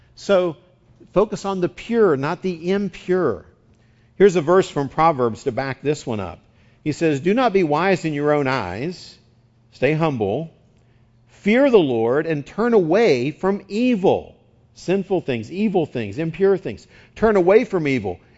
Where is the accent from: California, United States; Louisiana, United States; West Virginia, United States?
West Virginia, United States; now in San Diego, United States; I grew up in West Virginia